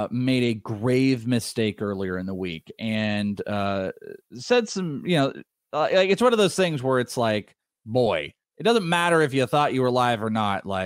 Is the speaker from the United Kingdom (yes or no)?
yes; Wales, United Kingdom; now in San Diego, United States; That's …. I am Welsh.